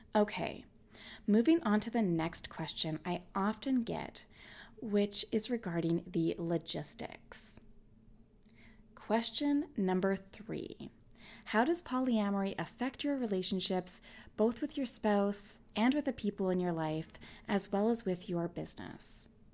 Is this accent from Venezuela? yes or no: no; Canada; also born or lived in Winnipeg, Manitoba; I'm Canadian